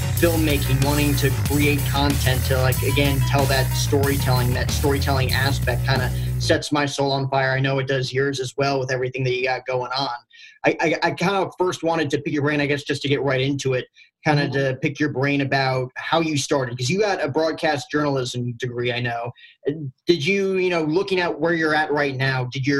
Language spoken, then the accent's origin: English; United States; I grew up in the New York, New Jersey area